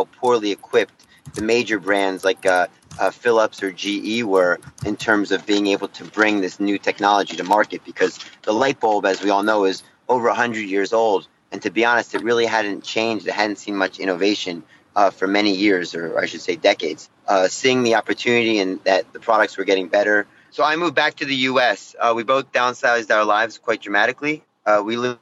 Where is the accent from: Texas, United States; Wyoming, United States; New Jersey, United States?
New Jersey, United States; moved away as an adult; also born or lived in New York City / Shanghai; So I'm from New Jersey originally.